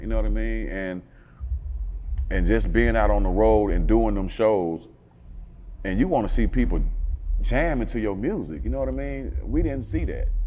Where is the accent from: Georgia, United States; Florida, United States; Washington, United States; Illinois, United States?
Georgia, United States; Atlanta; I'm um, born and raised in Northwest Atlanta.